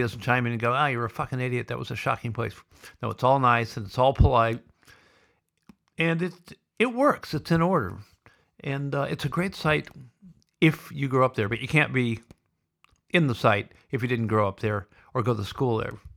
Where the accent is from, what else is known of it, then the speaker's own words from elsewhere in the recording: Sioux City, Iowa, United States; also born or lived in Boulder, Colorado; now in Victoria, Australia; growing up in Sioux City